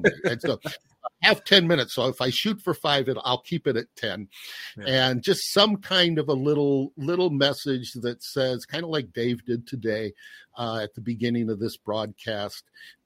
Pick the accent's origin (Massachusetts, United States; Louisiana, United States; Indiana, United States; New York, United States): Indiana, United States; Portage; moved away; also born or lived in Pennsylvania; I grew up in Portage, Indiana, Northwest Indiana